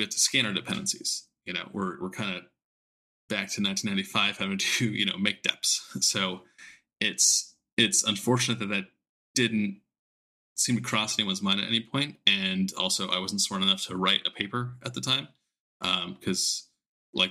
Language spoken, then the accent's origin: English; Southern California, United States; I grew up in SoCal